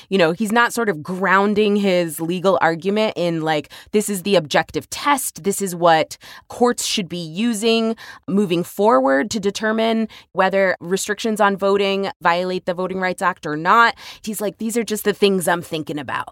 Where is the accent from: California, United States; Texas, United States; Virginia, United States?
Texas, United States; my home state Texas